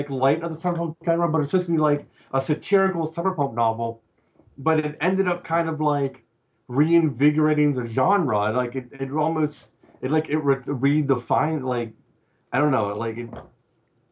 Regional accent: Cumberland, Maryland, United States; my hometown of Cumberland, Maryland

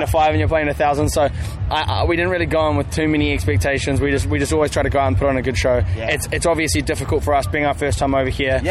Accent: New Zealand; moved away as an adult; now in Melbourne, Australia; we're originally from New Zealand.

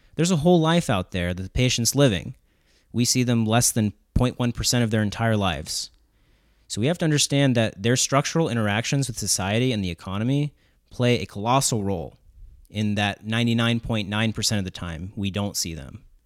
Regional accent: Southern West Virginia, United States; growing up in Southern West Virginia

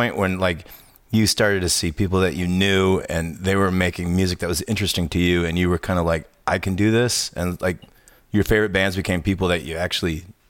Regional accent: Zion, Illinois, United States; I'm from Zion.

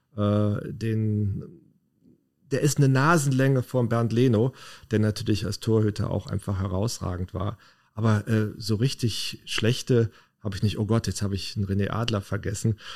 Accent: Leverkusen, North Rhine-Westphalia, Germany; Na, ich bin ein echter Leverkusener

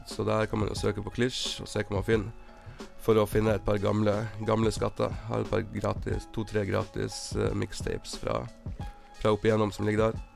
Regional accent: Tromsø, Troms, Norway; i Tromsø, der jeg er fra.

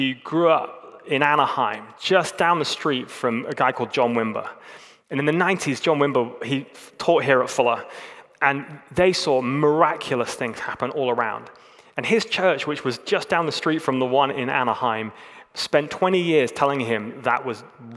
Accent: England, United Kingdom; I'm an English man

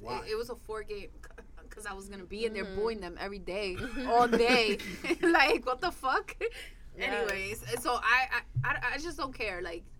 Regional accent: New York City, New York, United States; the fact that we're like from the Bronx, we grew up a block away.

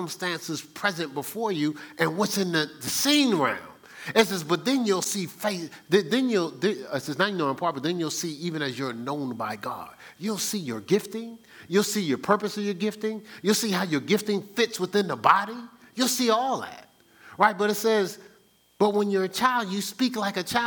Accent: Newark, New Jersey, United States; I'm from Newark

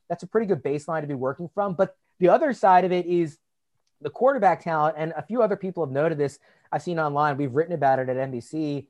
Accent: Virginia, United States; I'm from Virginia.

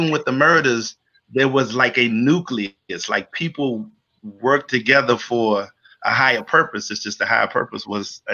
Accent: Washington, District of Columbia, United States; also born or lived in Maryland; In DC, I'm a native Washingtonian, right? I've only lived in Maryland 5 years of my entire life. I grew up around Georgia and Kennedy, went to Archbishop John Carroll High School

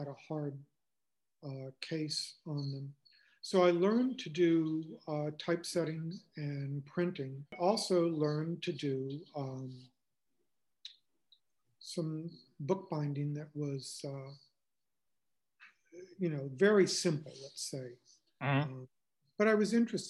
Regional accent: North Carolina, United States; moved away as an adult; now in Boston, United States; And then I decided to move to Boston. My brother was living up there. We're from North Carolina.

